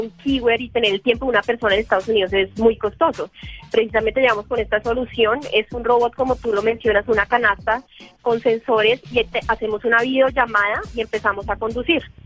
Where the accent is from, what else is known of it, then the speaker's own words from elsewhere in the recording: Colombia; Nosotros somos colombianos